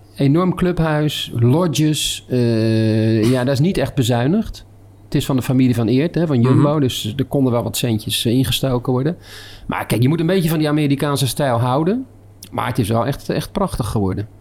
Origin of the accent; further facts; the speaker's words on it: Rotterdam, South Holland, Netherlands; we zijn in mijn thuisstad